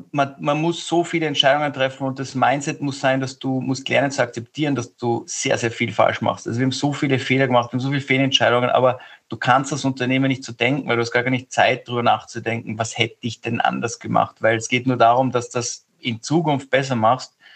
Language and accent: German; Austria; Also ich glaube, dass wir als Europäer oder als Österreicher insbesondere viele Sachen nicht machen, weil eben zu klein gedacht wird.